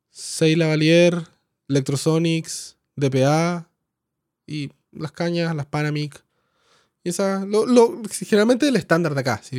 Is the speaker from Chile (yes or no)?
yes; Coyhaique, Aysén, Chile; moved away as an adult; also born or lived in Santiago, Chile; Yo nací en Coyhaique, en Patagonia, al sur de Chile. ¿Y viviste allá? Oh, hasta, los, hasta los 18 y después me fui a estudiar sonido al Vipro en Santiago.